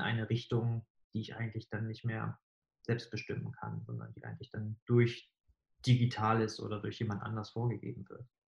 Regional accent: Bremerhaven, Bremen, Germany; now in Hamburg, Germany; Also ich bin selbst in Bremerhaven aufgewachsen

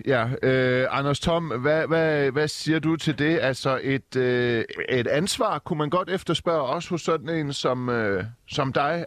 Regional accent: Silkeborg, Central Denmark Region, Denmark; also born or lived in Iran; Jeg er oprindeligt fra Silkeborg.

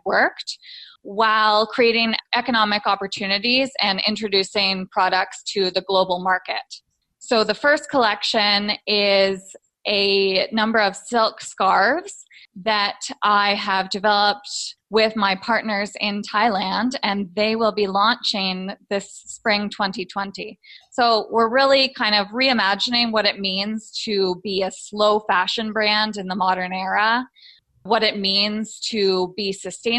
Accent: Canada; moved away as an adult; now in Playa del Coco, Costa Rica; I'm Canadian, but I actually am living in Costa Rica right now

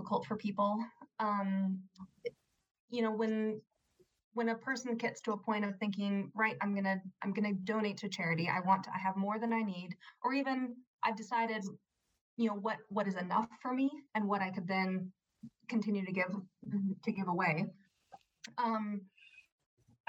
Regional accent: United States; moved away as an adult; also born or lived in United Kingdom; I'm an American

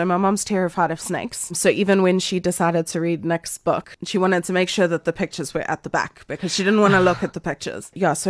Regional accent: Durban, KwaZulu-Natal, South Africa; Born in 1992. Yeah. I'm a 92 baby. I grew up in like Glen Hills in Durban North, so we didn't get a lot of snakes there

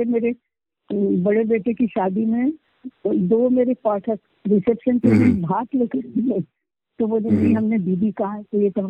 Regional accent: India; first language Marathi; Hindi is a second language; मराठी मेरी मातृभाषा है

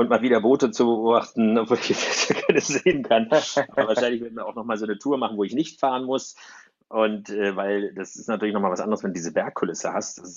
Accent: Berlin, Germany; also gerade aus, als Berliner äh, merkst du das sehr, sehr schnell

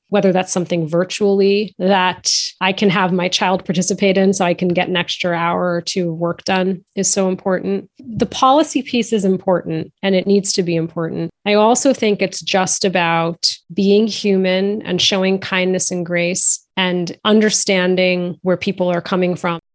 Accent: outside of Boston, Massachusetts, United States; born or raised there

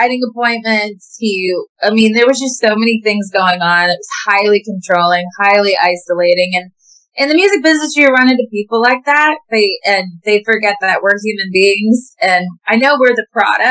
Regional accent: Williamsport, Pennsylvania, United States; moved away as an adult; also born or lived in Boston / Nashville; I'm from Williamsport, Pennsylvania.

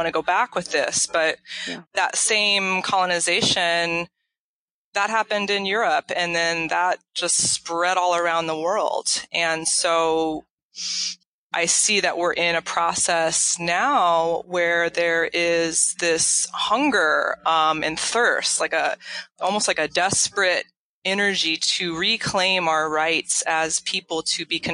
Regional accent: Kansas, United States; moved away as an adult; also born or lived in Illinois / Minneapolis; I grew up in Kansas and went to college in Illinois

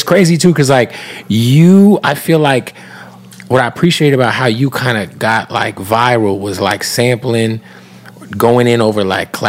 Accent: Phoenix, Arizona, United States; moved away as an adult; also born or lived in Tampa; Because I used to live in Tampa. And I would drive from Tampa to my hometown of Phoenix, like, each time I moved.

